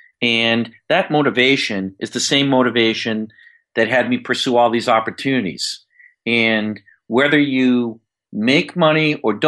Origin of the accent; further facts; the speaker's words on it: Yonkers, New York, United States; I'm a kid from Yonkers, New York. We had no money to travel anywhere.